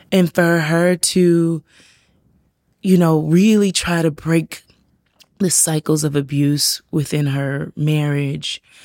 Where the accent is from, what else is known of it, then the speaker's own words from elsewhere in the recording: South Carolina, United States; also born or lived in Georgia; now in Savannah, United States; I grew up in South Carolina